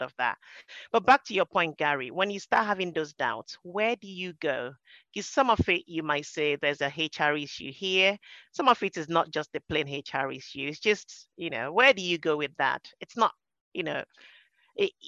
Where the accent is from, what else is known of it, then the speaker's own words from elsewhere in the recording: Nigeria; moved away as an adult; now in United Kingdom; I came over from Nigeria and we grew up speaking English.